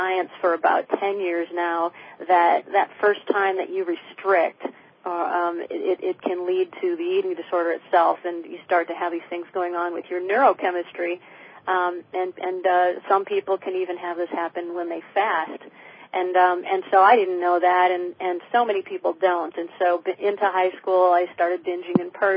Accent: Michigan, United States; moved away; also born or lived in New York City; where I grew up in Michigan

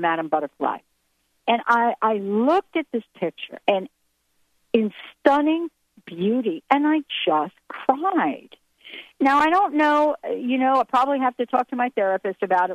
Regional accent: New York, United States; I grew up in New York, and one of the things that happened to me as a child growing up in the city

